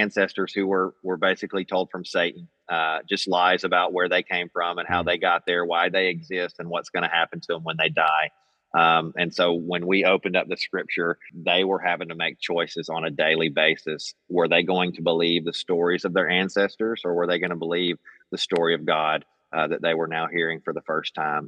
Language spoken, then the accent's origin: English; Magnolia, Arkansas, United States; moved away as an adult; also born or lived in Papua New Guinea; I'm from South Arkansas. Grew up here in Magnolia, Arkansas